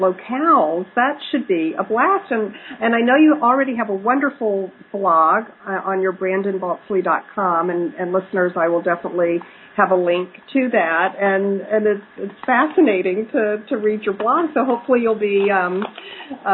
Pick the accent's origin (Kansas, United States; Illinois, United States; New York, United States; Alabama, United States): Alabama, United States; now in Chicago, United States; I grew up in Alabama